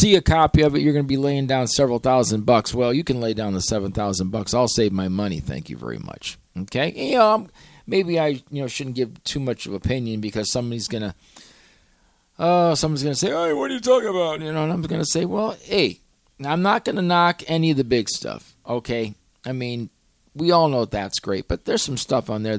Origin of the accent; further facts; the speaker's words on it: Cleveland, Ohio, United States; I was a kid growing up in Cleveland